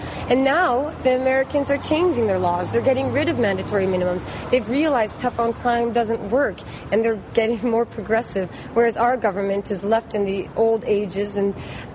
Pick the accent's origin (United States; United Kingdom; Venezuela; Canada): Canada; here in Canada